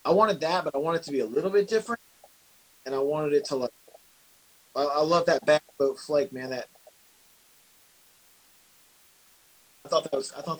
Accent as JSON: {"language": "English", "town": "Memphis", "region": "Tennessee", "country": "United States", "tie": "born or raised there", "said": "I'm from Memphis, Tennessee, so I grew up in a neighborhood that most wouldn't drive through with their doors locked"}